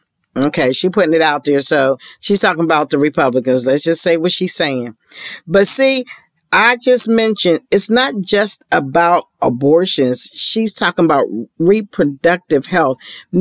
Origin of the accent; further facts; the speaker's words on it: Ohio, United States; including my home state of Ohio.